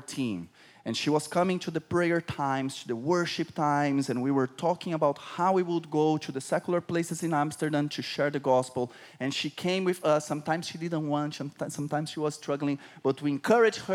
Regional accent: Brazil; I'm from Brazil.

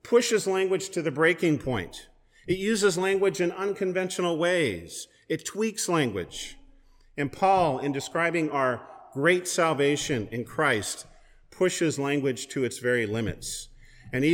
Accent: West Coast, United States; moved away; also born or lived in Pullman, Washington; I'm originally from the West Coast

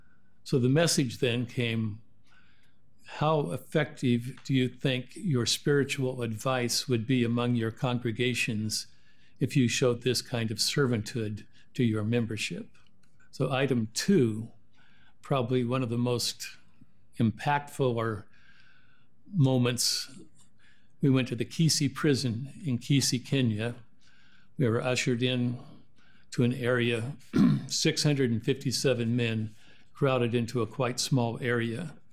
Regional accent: Washington, United States; born there; also born or lived in Oregon; I was born in Washington, spent 40 years in Oregon.

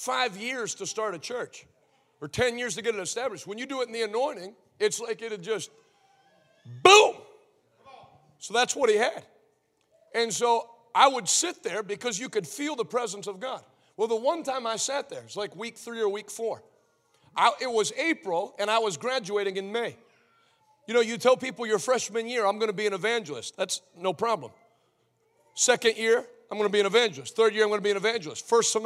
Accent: United States; I was a white American

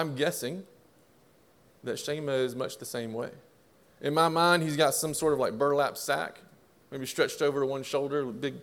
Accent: Southeast Texas, United States; also born or lived in Jasper, Texas; now in Ruston, United States; where I grew up in Southeast Texas, my family, we have well water that's there

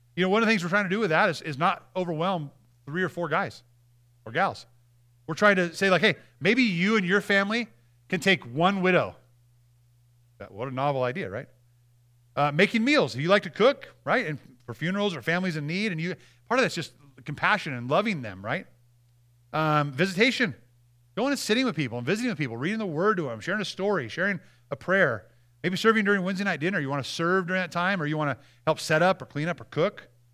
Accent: Montana, United States; I'm from Montana

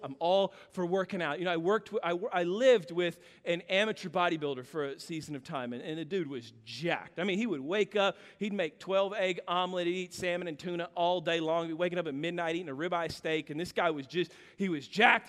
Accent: Kansas, United States; I grew up in Kansas

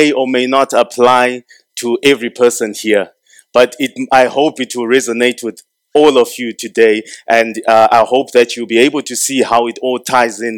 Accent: Zimbabwe

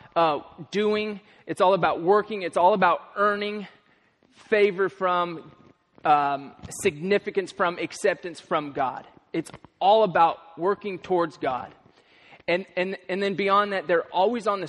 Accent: Kansas, United States; moved away; I'm from Kansas

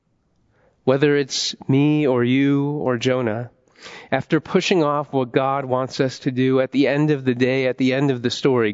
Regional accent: Ohio, United States; moved away as an adult; also born or lived in Washington, D.C.; I definitely didn't want to leave my home state, the heart of America, Ohio, and move to D.C. for seminary

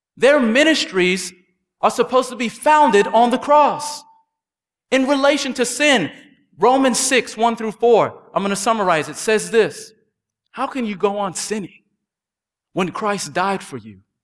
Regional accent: King George County, Virginia, United States; When I was growing up in King George County, Virginia

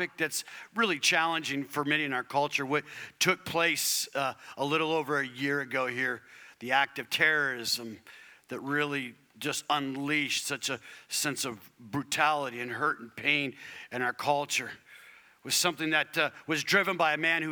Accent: Arizona, United States; I was raised in Arizona

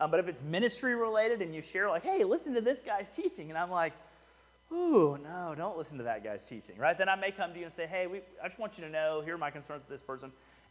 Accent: Houston, Texas, United States; now in Rockdale, United States; I'm from Houston

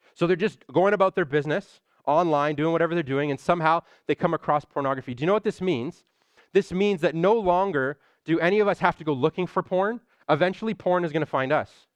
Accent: Toronto, Ontario, Canada; I'm from Scarborough

